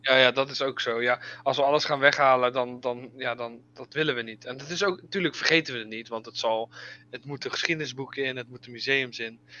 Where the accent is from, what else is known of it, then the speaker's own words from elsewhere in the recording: Netherlands; wij als Nederlanders